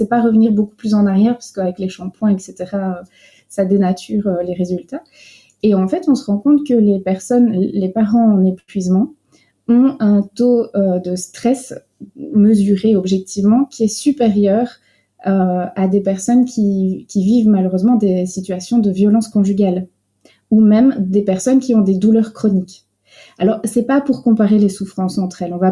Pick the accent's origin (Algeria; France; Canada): France; now in Belgium; c'est moi qui ai un peu la casquette euh, française, puisque je viens de France à l'origine, mais depuis 20 ans en Belgique, l'accent est complètement parti.